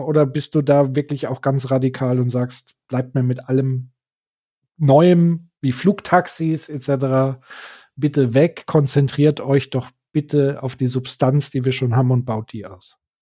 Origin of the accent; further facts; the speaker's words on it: Würzburg, Bavaria, Germany; hier in meiner Heimatstadt Würzburg